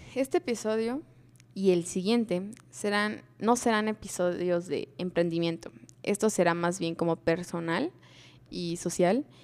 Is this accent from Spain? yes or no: no; Mexico; Como cultura mexicana